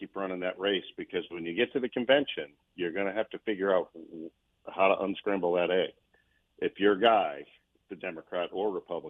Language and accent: English; New England, United States; I grew up in New England, so it was something to behold.